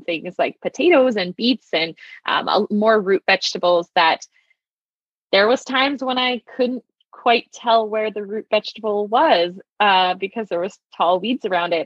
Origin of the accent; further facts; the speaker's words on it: southeastern Saskatchewan, Canada; moved away as an adult; also born or lived in Kelowna, British Columbia; growing up in Saskatchewan in southern southeastern Saskatchewan